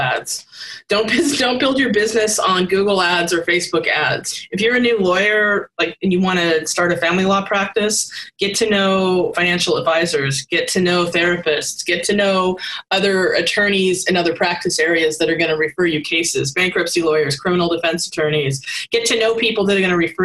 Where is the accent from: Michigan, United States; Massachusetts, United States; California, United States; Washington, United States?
Washington, United States; Seattle; I'm from Seattle